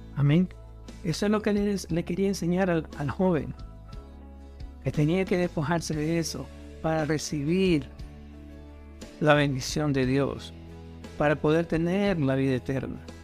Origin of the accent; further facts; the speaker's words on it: Honduras; now in United States; como decimos en Honduras